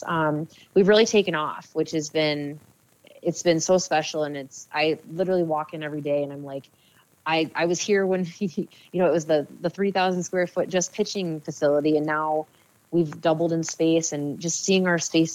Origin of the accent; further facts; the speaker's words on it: Eagan, Minnesota, United States; settled in a place in Eagan, which was my hometown